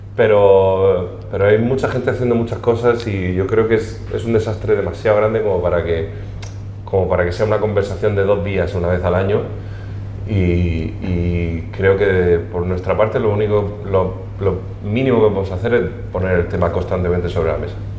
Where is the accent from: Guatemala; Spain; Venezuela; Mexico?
Spain; Region of Murcia; como murcianos que somos, quien más, quien menos, tenemos una conexión especial con con el Mar Menor